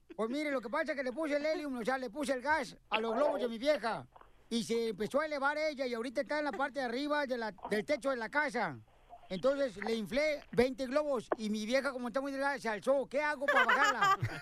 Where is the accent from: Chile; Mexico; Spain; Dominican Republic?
Mexico; Ocotlán, Jalisco; mi pueblo sí, o sea, sí, sí hay baches y todo, hay baches en Ocotlán, Jalisco, ¿verdad? Pero está bonito mi pueblo